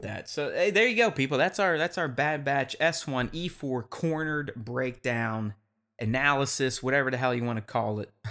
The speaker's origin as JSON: {"language": "English", "town": "Pittsburgh", "region": "Pennsylvania", "country": "United States", "tie": "born or raised there", "said": "a Pittsburgh boy like myself"}